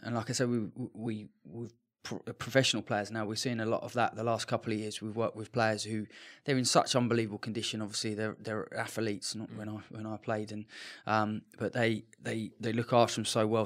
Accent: England, United Kingdom; moved away; being English

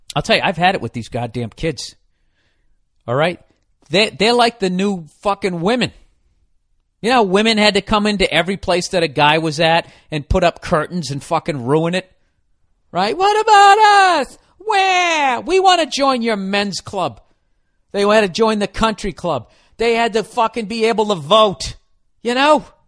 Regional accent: United States; I'm an American

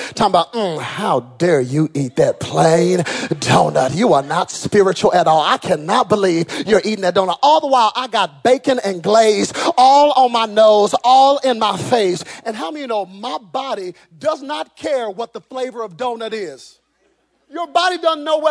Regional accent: Texas, United States; I'm from Texas

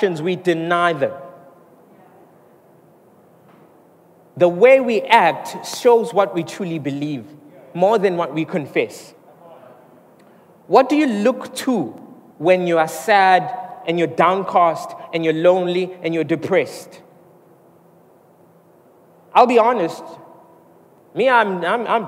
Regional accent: Mooi River, KwaZulu-Natal, South Africa; now in Durban, South Africa; I come from Moy River. So I grew up there

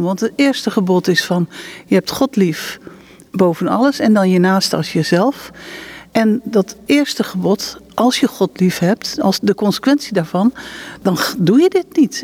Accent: Netherlands; now in Israel; we komen natuurlijk uit Nederland

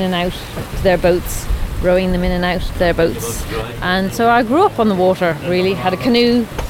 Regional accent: Bulloch, Leinster, Ireland; I grew up in Bullock. My dad had a little boat, and I spent a lot of my time ferrying people in and out to their boats, rowing them in and out to their boats. And so I grew up on the water, really.

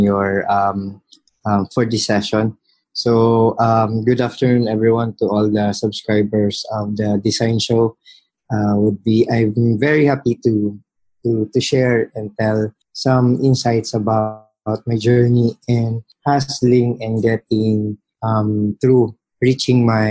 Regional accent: South Cotabato, Mindanao, Soccsksargen, Philippines; moved away as an adult; also born or lived in Metro Manila; now in Manila, Philippines; I'm a typical na probinsyano from South Cotabato. So I studied in a public high school, both my high school and elementary days

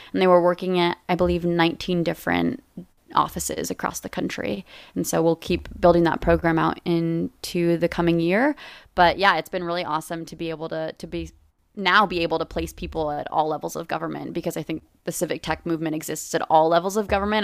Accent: Los Angeles, California, United States; moved away as an adult; I'm from Los Angeles. I came back home

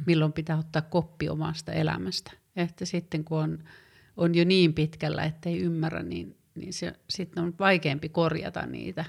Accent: Tervola, Lapland, Finland; moved away as an adult; also born or lived in Rovaniemi / Oulu; mä oon syntynyt Rovaniemellä aika monta vuotta sitten ja elänyt nuoruuden Tervolan nimissä pienessä kylässä.

